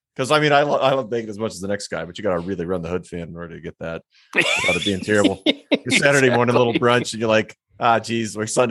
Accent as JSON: {"language": "English", "region": "Minnesota", "country": "United States", "tie": "born or raised there", "also_born_or_lived": "Germany", "moved": "yes", "lives_now": "Longmont, United States", "said": "Growing up in Minnesota"}